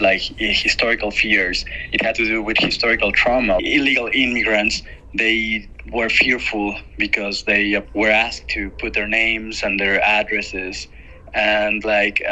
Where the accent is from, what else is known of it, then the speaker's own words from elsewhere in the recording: Mexico; I'm a filmmaker from Mexico